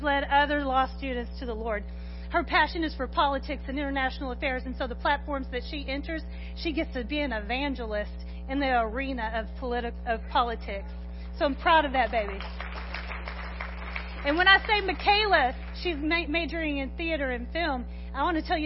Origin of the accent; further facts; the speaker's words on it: Corsicana, Texas, United States; I was born in Corsicana, raised in Corsicana, went to Corsicana High School